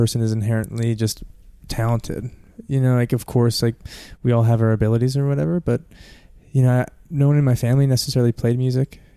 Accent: Denver, Colorado, United States; also born or lived in Vietnam; born and raised in Denver

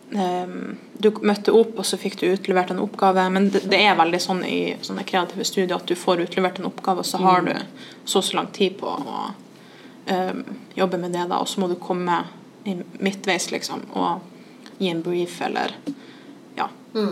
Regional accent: Trondheim, Trøndelag, Norway; vi var to fra Trondheim

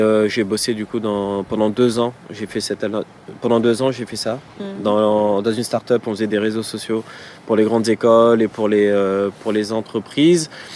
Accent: Villepinte, Île-de-France, France; j'ai grandi à Villepinte, donc dans, le 93

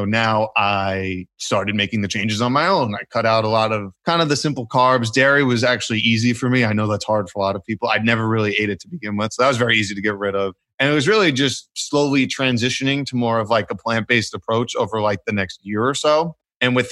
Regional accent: New York City, New York, United States; I grew up, I'm from New York City, both my parents from Brooklyn, they're both Italian

